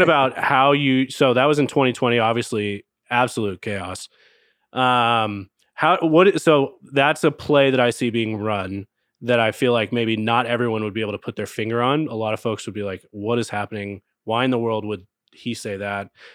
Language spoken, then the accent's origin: English; Texas, United States; I grew up in Texas